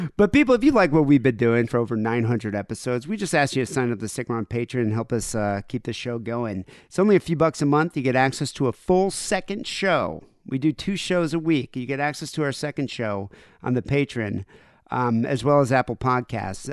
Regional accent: South Africa; moved away; I grew up in South Africa

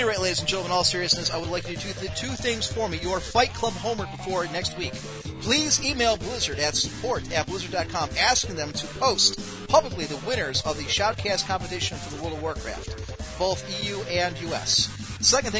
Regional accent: Ohio, United States; my home state, Ohio

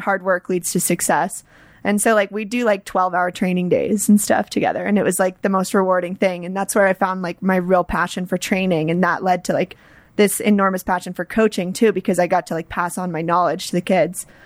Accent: Atlanta, Georgia, United States; moved away as an adult; now in Boulder, United States; I grew up in Atlanta

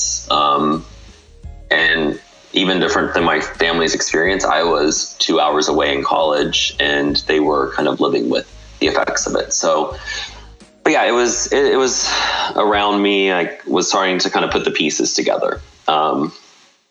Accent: near Houston, Texas, United States; moved away; also born or lived in New Orleans, Louisiana; Grew up near Houston, Texas

